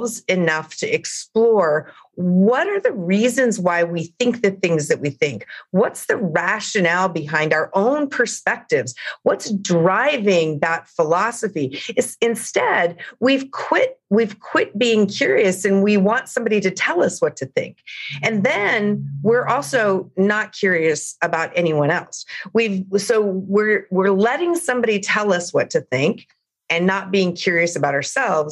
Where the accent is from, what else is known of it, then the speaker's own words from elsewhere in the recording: Big Sandy, Montana, United States; now in Los Angeles, United States; I'm from Montana. I grew up in a rural community in Montana, but I live in Los Angeles